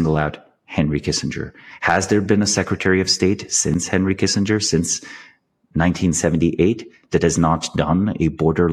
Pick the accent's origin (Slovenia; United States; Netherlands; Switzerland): Slovenia; I'm from Slovenia. We have this like very dark sense of humor